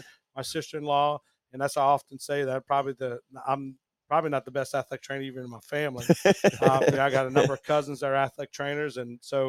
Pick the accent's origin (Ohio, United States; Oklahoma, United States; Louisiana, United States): Louisiana, United States; Rayne; I grew up in Rain, Louisiana.